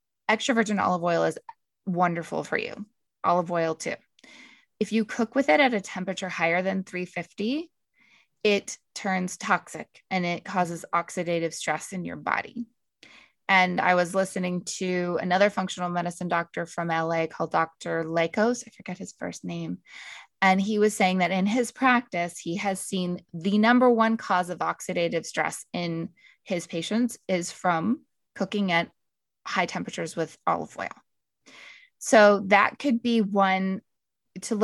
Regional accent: Canada; I'm from Canada

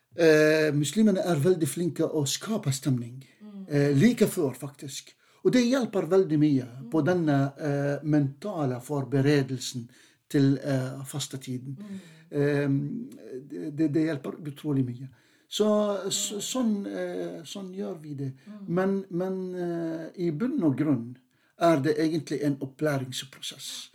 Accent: Jordan; now in Norway; jeg er definitivt den aller første jordaner.

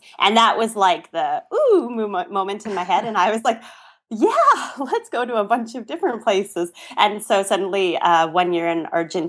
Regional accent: Canada; I'm from Canada

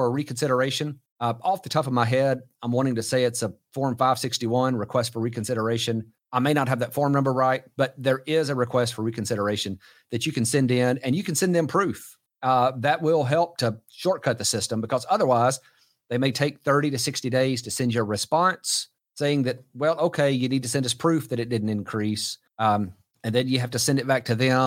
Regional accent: Texas, United States; here in my home state of Texas

